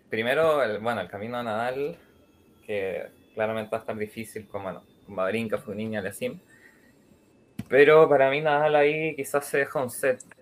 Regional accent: Chile; y como chileno se la dedico

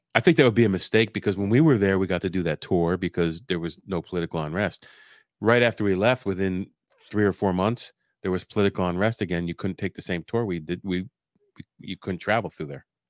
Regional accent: Pennsylvania, United States; Pennsylvania, USA

